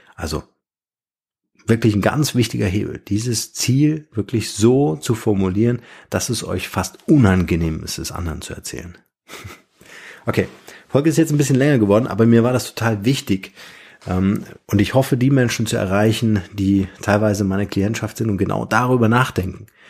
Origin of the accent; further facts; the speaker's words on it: Germany; bei uns in Deutschland